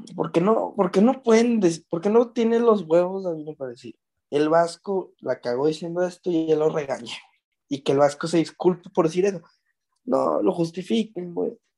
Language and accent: Spanish; Mexico; Los mexicanos también